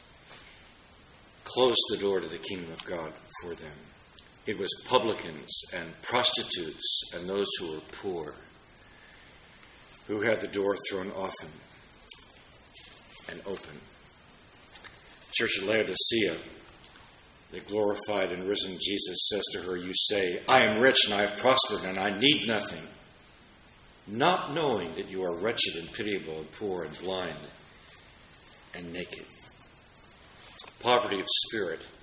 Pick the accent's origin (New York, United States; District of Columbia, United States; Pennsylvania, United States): District of Columbia, United States; Washington; moved away; being in my hometown in Washington, D.C.